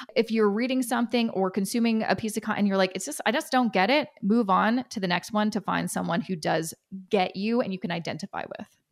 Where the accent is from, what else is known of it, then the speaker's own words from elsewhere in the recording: Canada; I'm Canadian